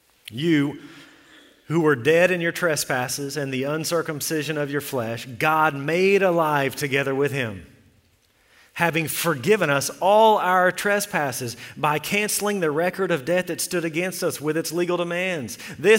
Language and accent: English; Texas, United States; We came from Central Texas, and we would talk about this, and there's more snakes there.